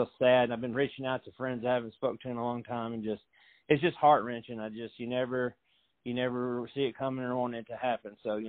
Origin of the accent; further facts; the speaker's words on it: Fairview, Tennessee, United States; I'm from Fairview, Tennessee, back when it was just a little podunk area.